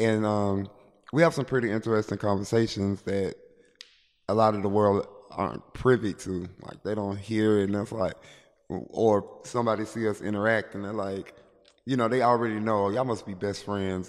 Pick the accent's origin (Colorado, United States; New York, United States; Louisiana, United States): Louisiana, United States; Shreveport; I'm from Shreveport, Louisiana